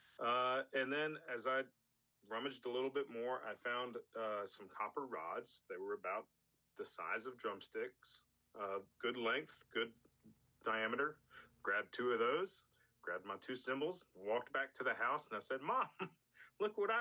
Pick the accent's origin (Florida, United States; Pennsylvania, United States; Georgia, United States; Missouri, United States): Georgia, United States; Atlanta; moved away as an adult; now in Birmingham, United States; I'm from the Atlanta area